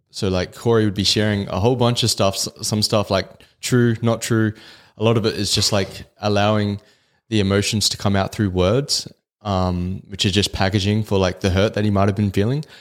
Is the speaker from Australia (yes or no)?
yes; Australia; the culture we grew up in in Australia